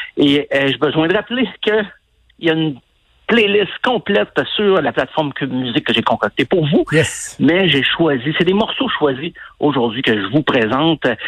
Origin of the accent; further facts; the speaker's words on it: Asbestos, Quebec, Canada; moved away; Asbestos. ça, c'est précisément mon patelin d'où je viens